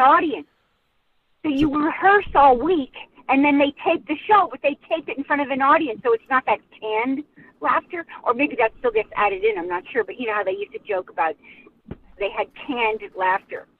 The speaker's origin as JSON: {"language": "English", "region": "upstate New York", "country": "United States", "tie": "born or raised there", "said": "this Summer Stock Theater, which is actually very well known in upstate New York now, came to my hometown"}